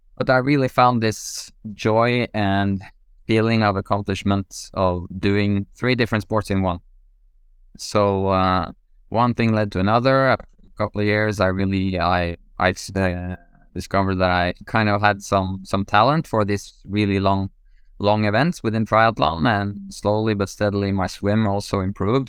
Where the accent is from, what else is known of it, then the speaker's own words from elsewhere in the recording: Norway; growing up in Norway